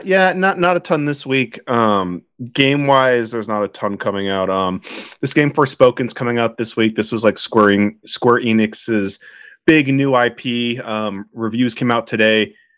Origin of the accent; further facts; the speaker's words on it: California, United States; as a Californian